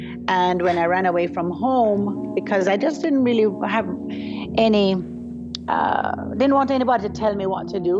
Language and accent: English; Jamaica; I am from Jamaica. I was born and raised in Jamaica.